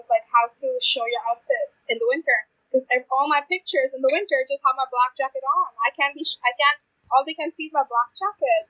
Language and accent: English; India; now in Canada; me being Indian